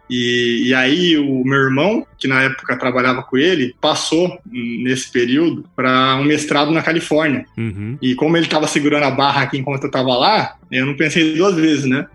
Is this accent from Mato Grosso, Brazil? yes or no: yes; Cuiabá, Mato Grosso, Brazil; moved away as an adult; also born or lived in Curitiba / Germany; eu nasci em Cuiabá, né? Tenho muito orgulho de ser cuiabano, acima de tudo, mato-grossense.